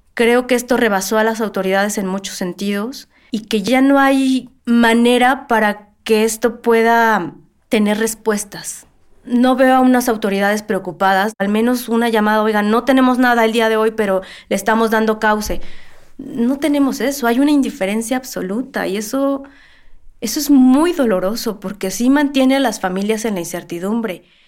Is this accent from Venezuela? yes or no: no; Mexico City, Mexico; nací y vivo en la Ciudad de México toda mi vida